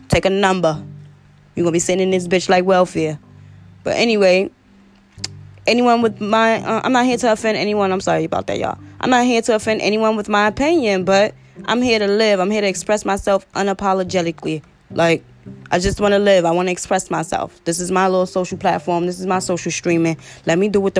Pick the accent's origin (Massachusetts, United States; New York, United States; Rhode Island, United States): New York, United States; New York City; I'm a podcaster from Brooklyn, New York.